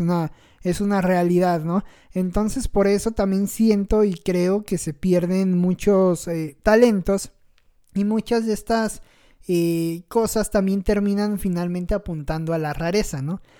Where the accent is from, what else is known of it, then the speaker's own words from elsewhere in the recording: Mexico; los mexicanos somos cucarachas que estamos en todos lados